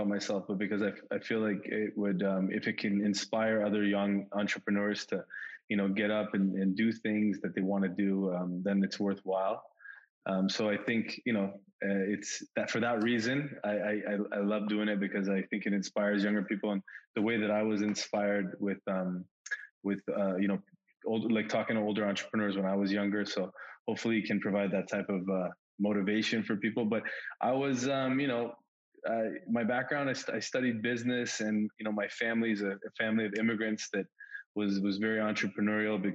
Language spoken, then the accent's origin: English; Richmond Hill, Ontario, Canada; also born or lived in Iran; I actually am just north of Toronto in a place called Richmond Hill. It's where I grew up, and I've lived here pretty much my whole life. I was born in Iran, and my parents moved here when I was a little baby